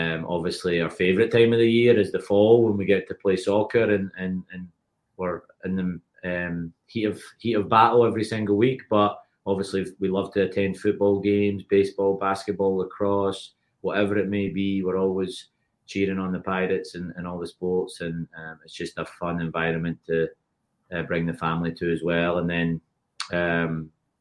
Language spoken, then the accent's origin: English; Paisley, Scotland, United Kingdom; moved away as an adult; also born or lived in North Carolina / Tennessee; now in United States; So I'm originally from Paisley, Scotland, which is just outside Glasgow